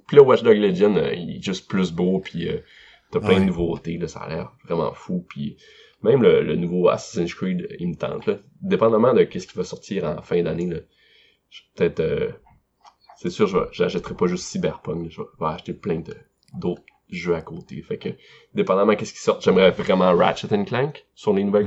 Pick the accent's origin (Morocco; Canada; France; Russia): Canada; Carleton-sur-Mer, Quebec; je suis de Carleton à Gaspésie